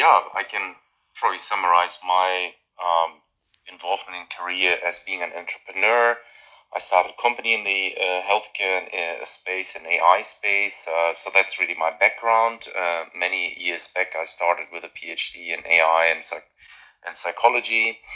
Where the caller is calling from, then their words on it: Sweden; I'm at the Karolinska Institute, which is a medical university in Sweden. So I'm calling in from Sweden